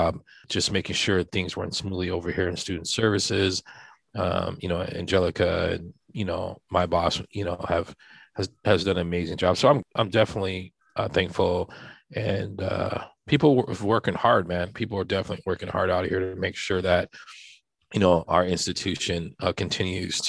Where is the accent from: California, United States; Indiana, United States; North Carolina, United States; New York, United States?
California, United States; Santa Barbara; moved away as an adult; also born or lived in overseas; I'm from Santa Barbara. I wasn't really born. I'm in Santa Barbara. My father was in the military, so I was born overseas.